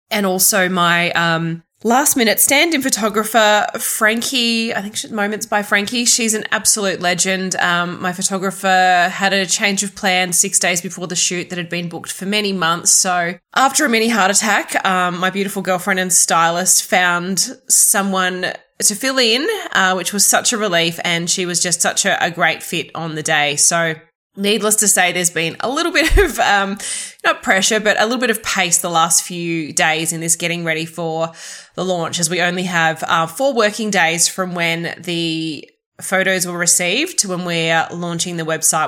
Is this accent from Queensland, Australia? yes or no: yes; southeast Queensland, Australia; in southeast queensland especially in my hometown